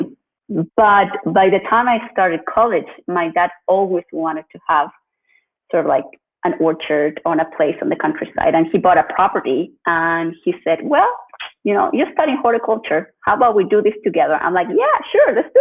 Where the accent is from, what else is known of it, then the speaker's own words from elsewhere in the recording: Chile; I'm originally from Chile, and I grew up in Chile